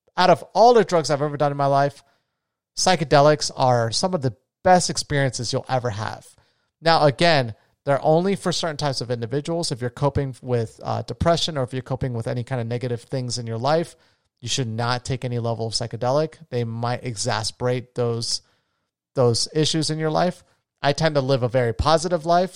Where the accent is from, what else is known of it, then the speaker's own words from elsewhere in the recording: Florida, United States; moved away; my home state of Florida